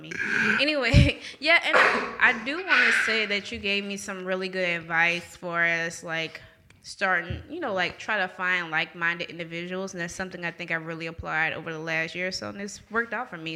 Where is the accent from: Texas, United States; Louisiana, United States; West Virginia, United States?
Louisiana, United States; New Orleans; now in Jackson, United States; I'm originally from New Orleans